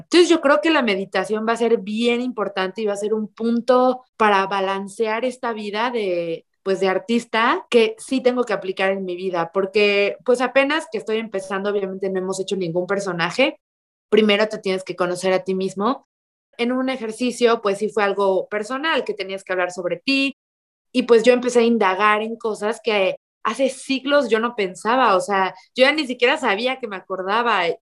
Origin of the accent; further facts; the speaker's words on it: Mexico; yo vengo de un lugar chiquito, soy de México